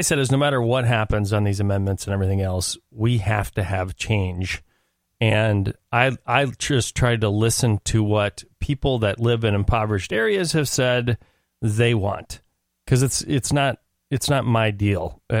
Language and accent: English; Minneapolis, Minnesota, United States; moved away; I'm from North Minneapolis originally, but I've been gone for a very long time.